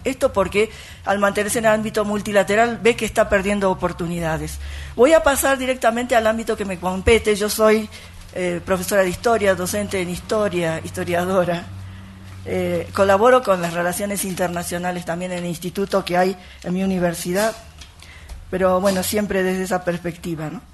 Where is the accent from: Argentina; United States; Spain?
Argentina; yo soy docente argentina, con origen japonés